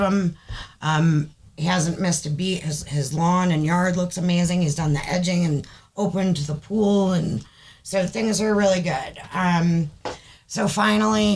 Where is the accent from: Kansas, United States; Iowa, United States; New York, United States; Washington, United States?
New York, United States; Saratoga County; moved away; New York, in the area that I grew up in the Saratoga County Fair, that's my old stomping grounds